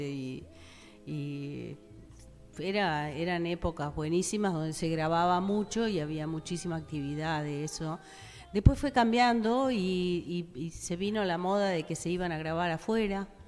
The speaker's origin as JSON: {"language": "Spanish", "country": "United States", "said": "yo puedo decir que soy estadounidense"}